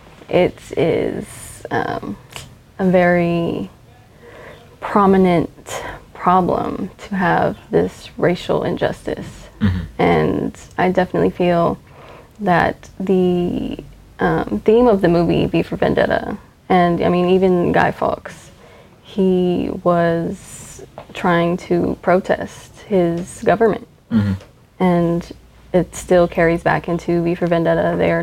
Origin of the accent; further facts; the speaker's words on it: Alaska, United States; born there; now in Texas, United States; I am a military brat. I was born in Alaska. I moved all around before I moved here to Texas in 2007.